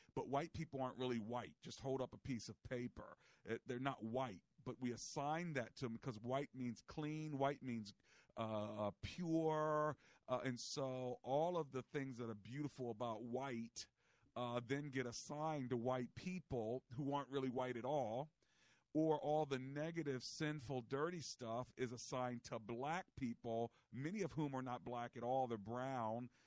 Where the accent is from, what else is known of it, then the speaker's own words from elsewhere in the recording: United States; for those of us who are American